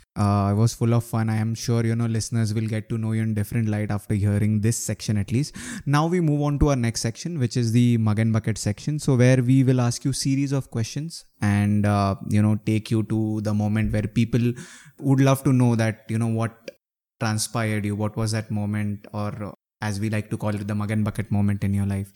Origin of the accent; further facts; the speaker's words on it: Pune, Maharashtra, India; we are from Pune